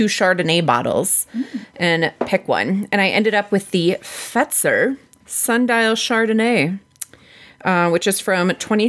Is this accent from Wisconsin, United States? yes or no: yes; Wisconsin, United States; I'm from Wisconsin.